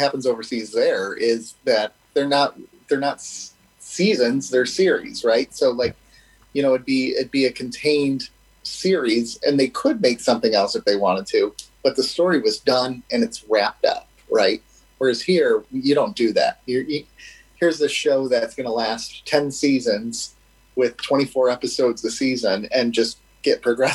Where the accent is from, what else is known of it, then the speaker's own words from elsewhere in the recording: United States; we're American